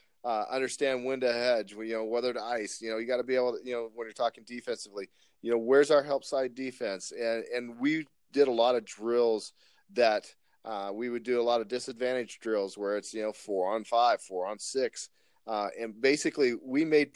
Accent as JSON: {"language": "English", "region": "Texas", "country": "United States", "tie": "born or raised there", "moved": "yes", "lives_now": "Spokane Valley, United States", "said": "I grew up in Texas"}